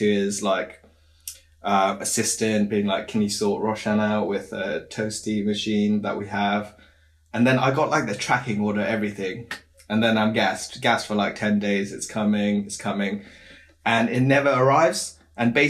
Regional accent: Wales, United Kingdom; I come from a little town in Wales, like Brecon Beacons

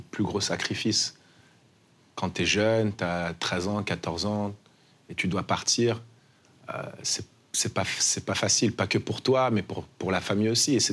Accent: New York, United States; also born or lived in Paris; je suis de New York aussi. Ma mère, on, a grandi là-bas avec maman. Euh, on est parti de Paris, j'avais 12 ans.

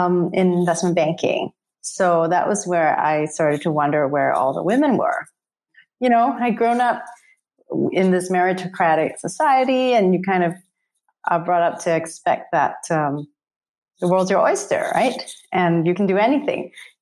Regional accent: Singapore; I grew up in Singapore

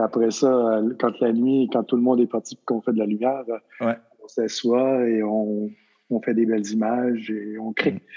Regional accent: Magdalen Islands, Quebec, Canada; moved away as an adult; also born or lived in Las Vegas; je suis un, gars des îles, un gars des îles de Madeleine

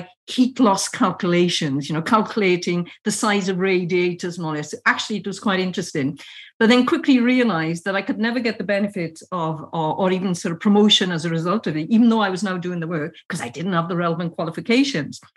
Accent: Wattstown, Wales, United Kingdom; I was actually born in the Rhondda Fach, Watstown in the Rhondda Fach

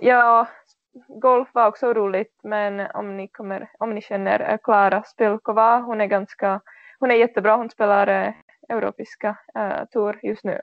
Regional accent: Czechia; Swedish is a second language; now in Sweden; i den här U19-tjejlag i min hemstad

